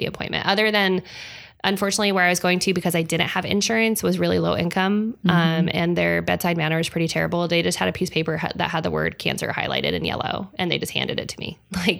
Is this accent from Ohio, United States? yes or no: no; Salt Lake City, Utah, United States; born there; also born or lived in Huntington Beach / Hawaii; I was born in Salt Lake City. It's where my mother's family is from. My dad's family is from Huntington Beach. We bounced back and forth a little bit. I lived in Hawaii for a couple of years